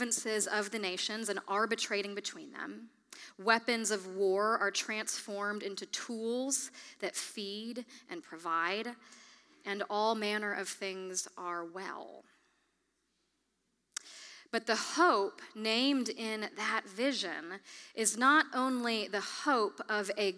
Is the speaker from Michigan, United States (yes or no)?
yes; Kalamazoo, Michigan, United States; my hometown of Kalamazoo, Michigan